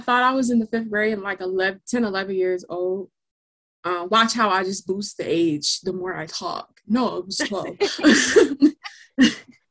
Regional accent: United States; also born or lived in Inglewood

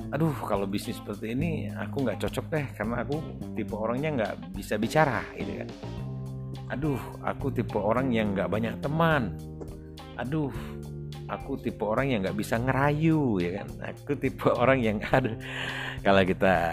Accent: Kelampadu, South Sumatra, Indonesia; saya anak orang desa tepatnya desa kami itu di desa Kelampadu kecamatan Morakuang Kabupaten Ogan Ilir Sumatera Selatan eh, dari kota Palembang kurang lebih 120 km

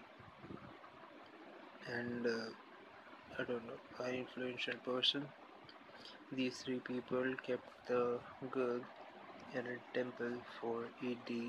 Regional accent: India; I'm basically from India

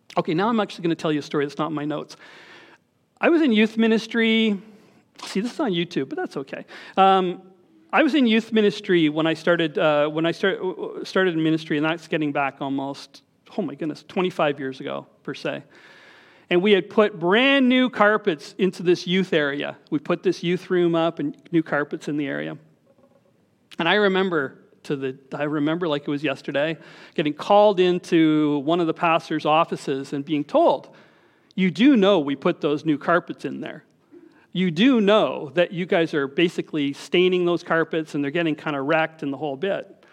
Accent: Scarborough, Ontario, Canada; I was from Scarborough

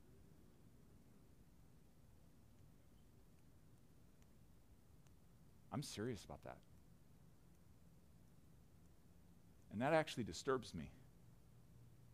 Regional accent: United States; as an American with a plush lifestyle

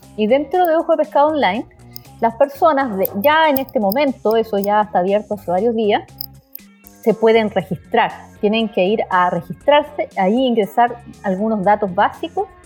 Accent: Chile

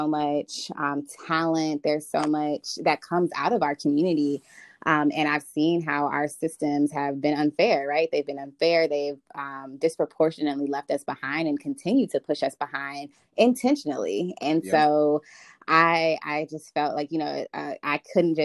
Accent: Winter Garden, Florida, United States; also born or lived in Orlando, Florida; now in Washington, D.C., United States; I am originally from Orlando, Florida. Grew up in the Winter Garden area. I am currently living in Washington, D.C.

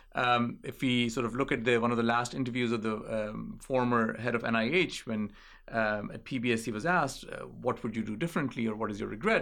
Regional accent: Islamabad, Islamabad Capital Territory, Pakistan; moved away; I grew up in Islamabad

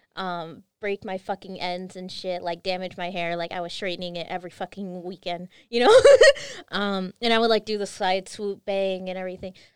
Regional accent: California, United States; I'm from California

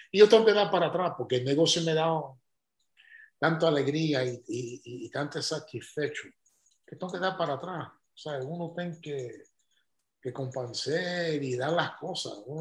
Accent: Cuba; digo, no, soy cubano.

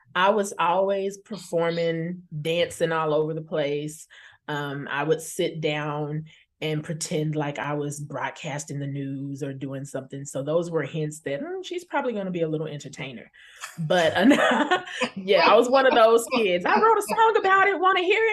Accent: Tulsa, Oklahoma, United States; also born or lived in Chicago, Illinois; now in Chicago suburbs, Illinois, United States; I was born in Chicago and raised in Tulsa, Oklahoma

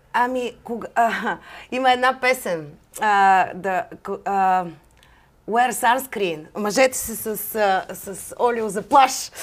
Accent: Bulgaria; also born or lived in Atlanta, United States; аз също съм българка

